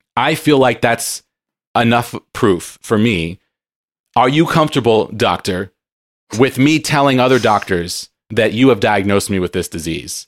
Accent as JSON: {"language": "English", "town": "San Diego", "region": "California", "country": "United States", "tie": "born or raised there", "moved": "yes", "said": "I grew up in San Diego"}